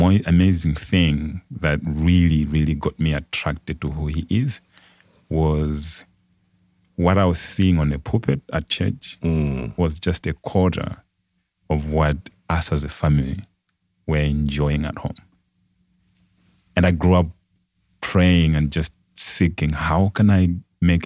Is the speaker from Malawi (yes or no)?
yes; Lilongwe, Central Region, Malawi; moved away as an adult; now in Gilbert, United States; I grew up in Malawi, in the central part of Malawi, in a city called Lilongwe.